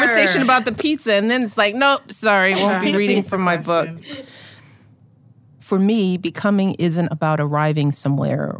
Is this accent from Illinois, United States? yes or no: yes; Chicago, Illinois, United States; as a Chicagoan